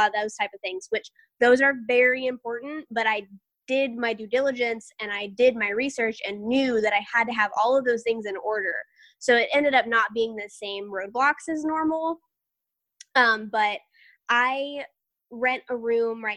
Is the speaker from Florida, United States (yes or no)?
yes; Tampa, Florida, United States; I'm from Tampa, but I have, you know, deep Southern roots